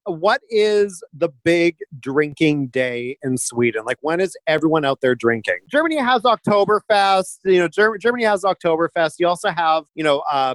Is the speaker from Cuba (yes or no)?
no; Canada